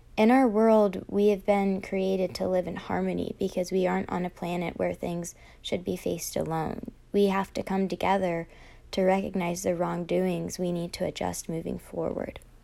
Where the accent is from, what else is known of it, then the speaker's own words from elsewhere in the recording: Virginia Beach, Virginia, United States; I grew up in Virginia Beach, Virginia